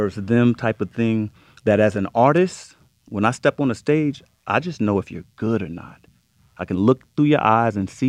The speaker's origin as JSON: {"language": "English", "region": "New York", "country": "United States", "said": "I'm from New York"}